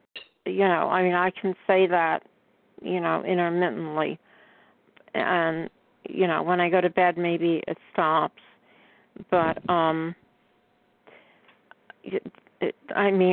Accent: New York, United States; I'm from New York State

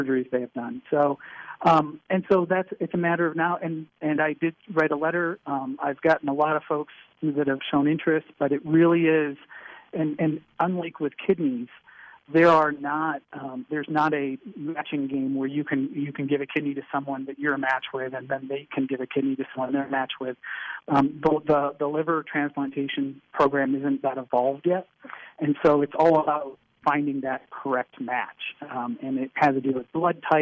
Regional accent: Michigan, United States; moved away; I'm from Michigan originally

